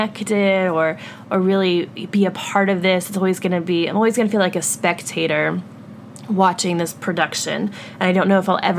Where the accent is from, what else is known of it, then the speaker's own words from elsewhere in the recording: the South, United States; now in New York City, United States; growing up in the South